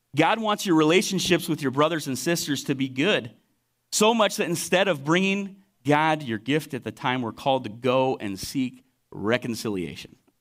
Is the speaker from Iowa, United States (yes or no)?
yes; Lone Tree, Iowa, United States; also born or lived in Waterloo, Iowa; I grew up in Lone Tree, South Iowa City, and I moved up to Waterloo area